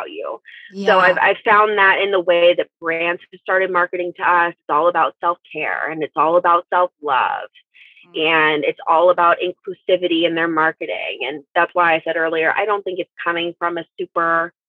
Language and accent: English; St. Louis, Missouri, United States; I grew up in St. Louis